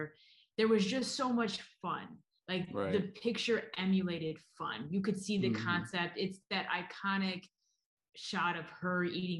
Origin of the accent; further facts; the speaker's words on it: Ortonville, Michigan, United States; So I grew up in Michigan. I grew up an hour north of Detroit in a small town, Ortonville, putting it on the map.